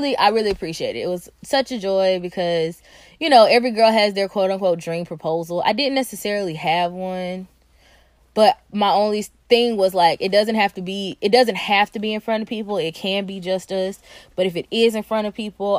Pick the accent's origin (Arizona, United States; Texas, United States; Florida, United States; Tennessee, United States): Tennessee, United States; Nashville; I'm from Nashville